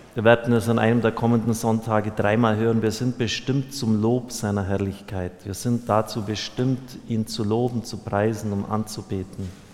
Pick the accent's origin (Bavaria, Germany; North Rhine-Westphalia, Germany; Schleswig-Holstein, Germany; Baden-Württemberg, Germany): Bavaria, Germany; bei uns in Bayern